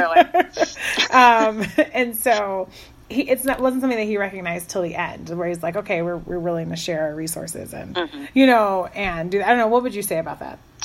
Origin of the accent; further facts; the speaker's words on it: Chicago, Illinois, United States; I grew up in Chicago